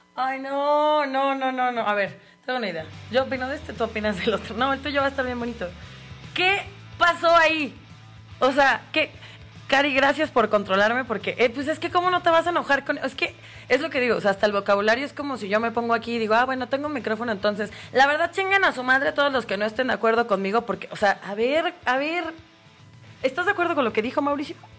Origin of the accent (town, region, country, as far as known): Mexico